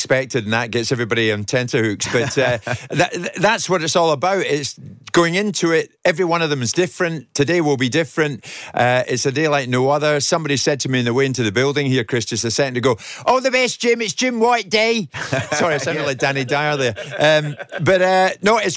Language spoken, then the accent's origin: English; Glasgow, Scotland, United Kingdom; I'm from Glasgow.